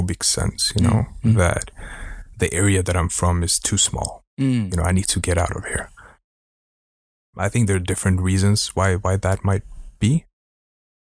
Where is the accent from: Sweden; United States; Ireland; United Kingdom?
Sweden; Stockholm, Stockholm County; Born and raised in Sweden